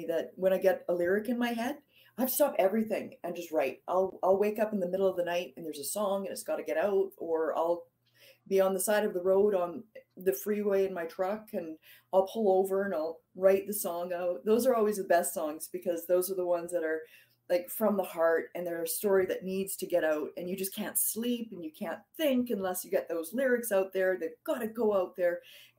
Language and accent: English; Chilliwack, British Columbia, Canada; I'm from Chilliwack, British Columbia. So I'm sort of in the rural areas of British Columbia. I'm away from the big city.